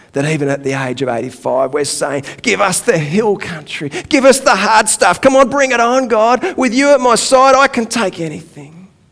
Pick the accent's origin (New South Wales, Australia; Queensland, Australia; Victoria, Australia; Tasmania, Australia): Victoria, Australia; Donvale; I actually grew up not far from here. I grew up in Donvale.